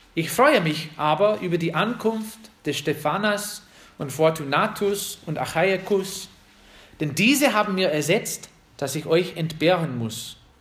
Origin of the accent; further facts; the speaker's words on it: United States; German is a second language; now in Germany; uns als Amerikaner